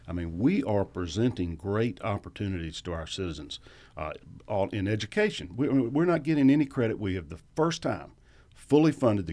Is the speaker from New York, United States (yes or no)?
no; Macon, Georgia, United States; Yeah, I went to public schools in Macon, and we started after Labor Day, and you ended Memorial Day